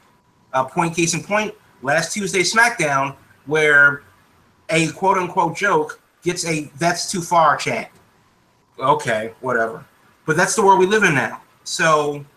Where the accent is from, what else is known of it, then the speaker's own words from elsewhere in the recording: Baltimore, Maryland, United States; also born or lived in Washington, D.C.; growing up in Baltimore.